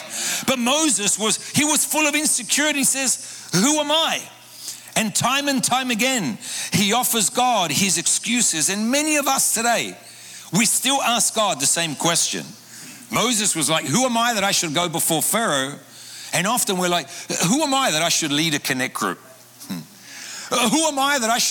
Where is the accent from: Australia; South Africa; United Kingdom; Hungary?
Australia; Sydney, New South Wales; moved away as an adult; now in Buenos Aires, Argentina; I grew up in Sydney, Australia, in an Argentine home